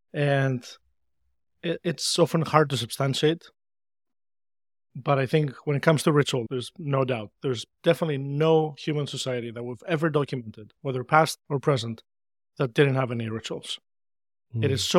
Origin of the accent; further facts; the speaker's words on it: Greece; And growing up in Greece, this was the time before the internet was widely available, just a few years prior to that.